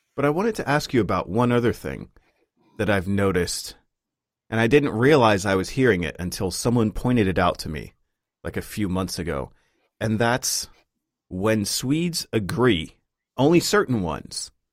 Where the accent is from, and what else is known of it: United States